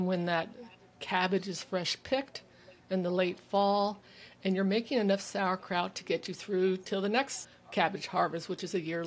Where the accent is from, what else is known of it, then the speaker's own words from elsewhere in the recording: California, United States; moved away as an adult; also born or lived in Germany / Texas; now in Vancouver Island, Canada; I was born and raised in California